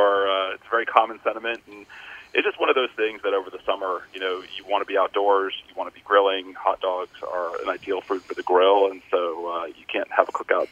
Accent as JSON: {"language": "English", "town": "Atlanta", "region": "Georgia", "country": "United States", "tie": "born or raised there", "said": "Atlanta, Georgia."}